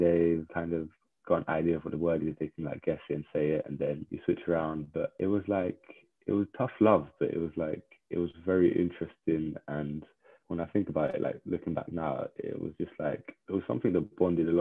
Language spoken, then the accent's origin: English; London, United Kingdom; I was born in like and raised in Southeast London in the borough of Greenwich in a place called Woolwich.